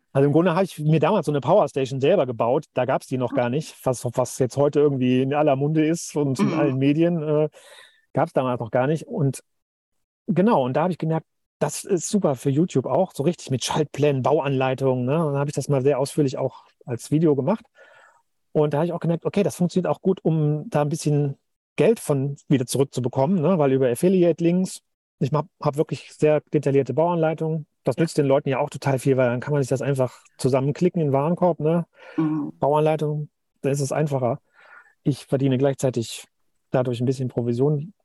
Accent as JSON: {"language": "German", "town": "Cologne", "region": "North Rhine-Westphalia", "country": "Germany", "moved": "yes", "said": "meine Eltern wohnen noch, äh, in Köln, wo ich herkomme"}